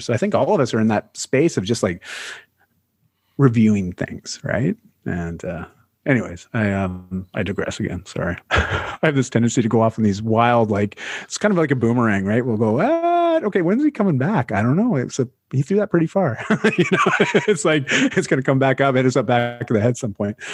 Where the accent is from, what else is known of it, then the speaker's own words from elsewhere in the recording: Canada; I'm, I'm a Canadian